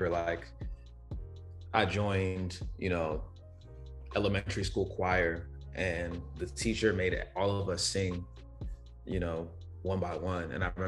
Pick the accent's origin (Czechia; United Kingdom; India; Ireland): United Kingdom; London; also born or lived in Rhode Island, United States; So I was born in Rhode Island. So mm-hmm. I was born in the US. But when I was younger, I was like still an infant, I moved to the UK. So I lived in South London for a while.